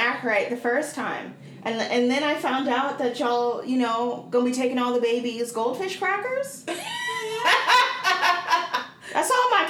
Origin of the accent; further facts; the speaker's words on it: Portland, United States; my hometown of Portland.